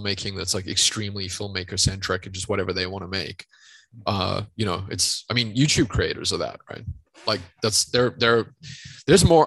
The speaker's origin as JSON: {"language": "English", "country": "South Africa", "tie": "born or raised there", "said": "growing up in South Africa"}